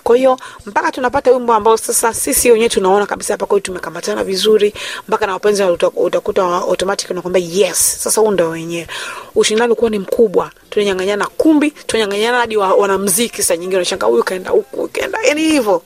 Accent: Dar es Salaam, Tanzania; also born or lived in Arusha; mimi nimezaliwa katika mkoa wa Dar es Salaam, katika hospitali ya taifa ya kijeshi Lugalo

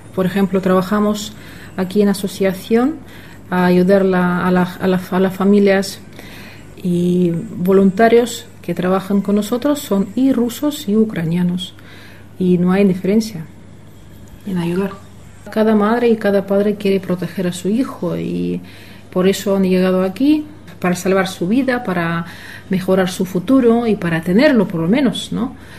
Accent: Russia; now in Torrevieja, Spain; soy rusa

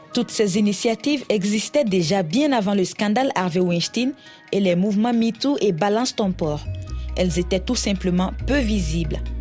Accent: Côte d’Ivoire; moved away as an adult; also born or lived in Burkina Faso; now in Senegal; je suis née et que j'ai grandi en Côte d'Ivoire, mais mon pays d'origine est le Burkina Faso où j'ai fait mes études universitaires

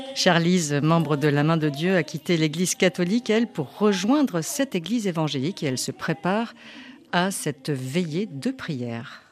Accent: Guadeloupe; je suis de la Guadeloupe

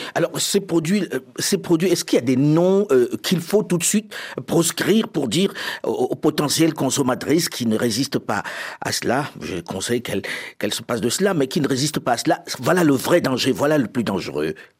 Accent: Paris, Île-de-France, France; je suis parisien

